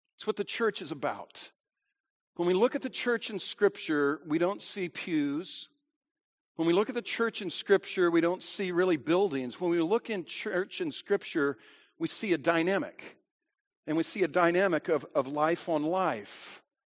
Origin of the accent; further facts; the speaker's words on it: United States; I am an American